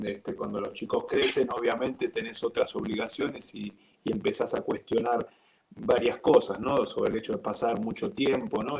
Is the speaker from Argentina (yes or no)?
yes; Buenos Aires, Argentina; moved away as an adult; also born or lived in Mexico; now in Costa Rica; nací en Buenos Aires, soy argentino de nacionalidad